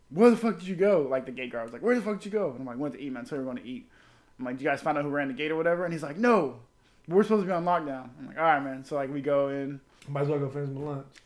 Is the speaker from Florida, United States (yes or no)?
yes; Florida, United States; She's like, where you from? I'm like South Florida. She's like, I'm from Jupiter. I'm like, I oh, that ain't near me.